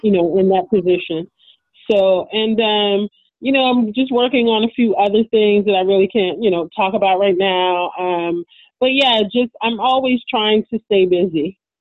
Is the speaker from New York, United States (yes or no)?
no; Baltimore, Maryland, United States; I'm from Baltimore